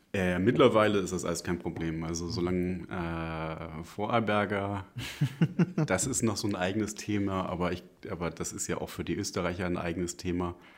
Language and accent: German; Lüneburg, Lower Saxony, Germany; now in Salzburg, Austria; Ursprünglich komme ich aus Lüneburg. Das ist eine sehr schöne, kleinere Stadt in der Nähe von Hamburg